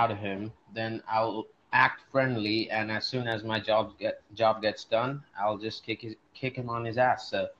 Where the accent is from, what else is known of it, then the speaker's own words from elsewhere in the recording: India; I'm Indian actually